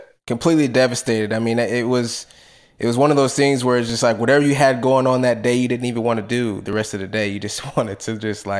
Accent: Bay Area, California, United States; I never rooted for the Warriors ever in my life, even though I grew up in the Bay Area.

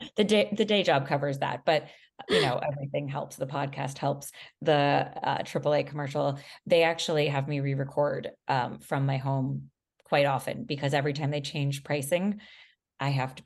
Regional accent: Miami, Florida, United States; Well, I should know Spanish, honestly, because I'm from Miami, but I want to be fluent in it at some point.

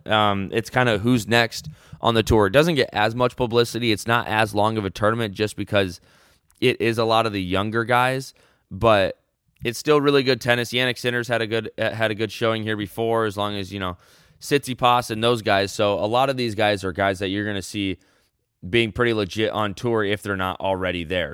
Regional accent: United States

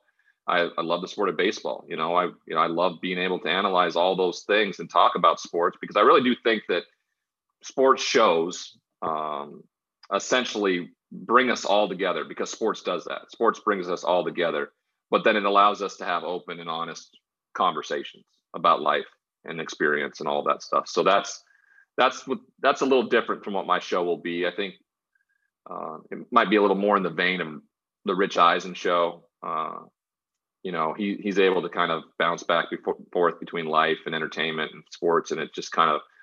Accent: Great Falls, Montana, United States; born or raised there; moved away as an adult; also born or lived in Washington State / San Diego

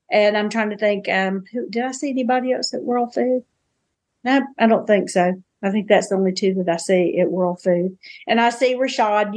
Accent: the South, United States; I'm a Southerner

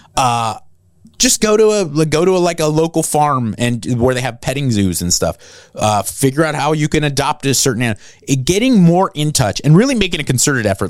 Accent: Los Angeles County, Southern California, United States; moved away as an adult; also born or lived in New Jersey; I grew up in Southern California in Los Angeles County

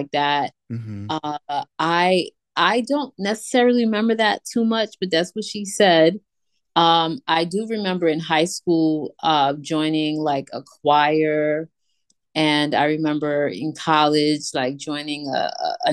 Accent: New York City, New York, United States; I am definitely a New Yorker, born and raised in New York, mostly grew up in Queens

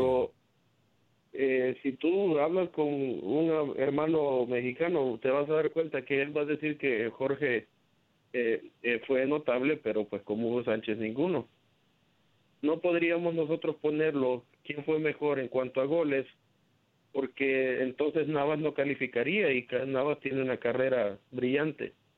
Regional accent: El Salvador; now in Houston, United States; a mí como para salvadoreño

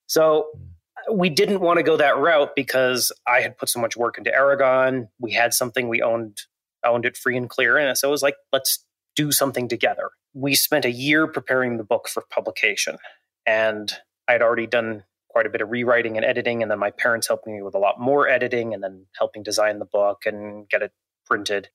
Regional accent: Montana, United States; I grew up in Montana, uh, still live there, in fact, not too far from my childhood

